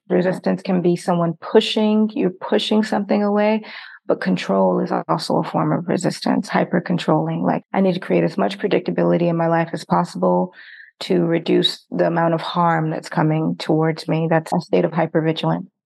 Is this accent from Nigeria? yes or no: yes; Nigeria; I'm actually from Nigeria